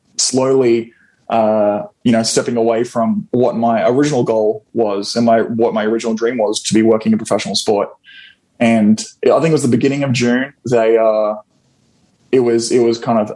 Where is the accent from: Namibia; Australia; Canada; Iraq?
Australia; moved away as an adult; now in Florida, United States; I am originally from Australia, born and raised